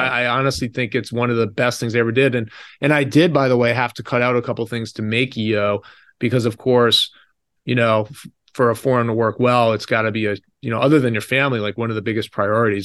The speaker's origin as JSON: {"language": "English", "country": "United States", "tie": "born or raised there", "said": "growing up in America"}